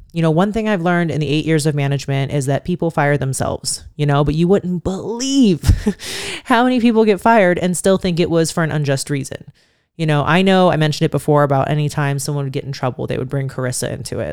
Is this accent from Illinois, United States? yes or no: no; Youngstown, Ohio, United States; moved away as an adult; now in Las Vegas, United States; growing up in Youngstown